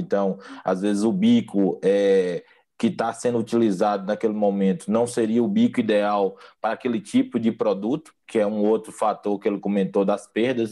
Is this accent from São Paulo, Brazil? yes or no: no; Bahia, Brazil; moved away; also born or lived in Mato Grosso do Sul / Goiás; sou baiano de nascimento